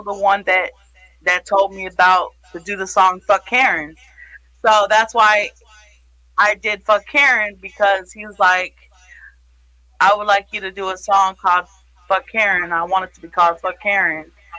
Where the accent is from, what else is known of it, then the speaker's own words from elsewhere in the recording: New York, United States; born there; also born or lived in Florida; now in St. Louis, United States; So, I was born in New York, upstate New York. I moved to Florida, and I moved there with my family. I moved to St. Louis by myself to be independent. I've been here 8 years